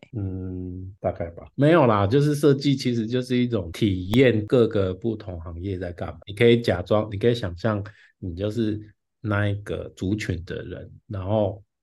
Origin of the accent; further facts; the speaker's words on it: Taichung, Taiwan; now in Taipei, Taiwan; 因为我是台中人，我住台北嘛，那之前嗯。都是跟别人分租